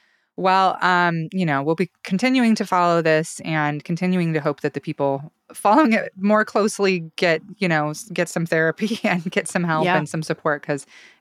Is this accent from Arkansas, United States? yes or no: no; Salmon, Idaho, United States; moved away; near my hometown, near Salmon.